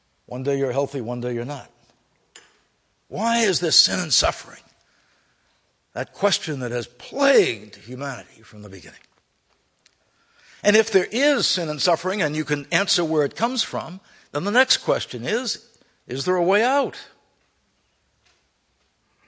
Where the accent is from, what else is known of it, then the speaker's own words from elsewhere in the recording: United States; I grew up in America.